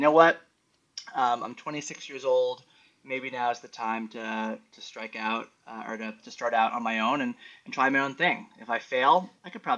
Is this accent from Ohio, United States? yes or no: no; New York City, New York, United States; a New Yorker born and raised